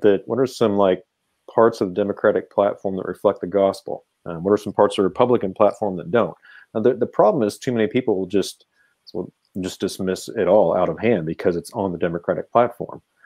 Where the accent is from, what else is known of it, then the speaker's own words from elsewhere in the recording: Kansas City, United States; all my teams are from Kansas City, my hometown